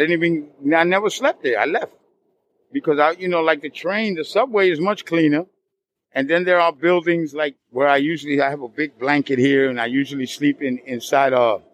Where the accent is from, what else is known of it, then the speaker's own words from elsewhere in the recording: New York, United States; I'm from the South Bronx.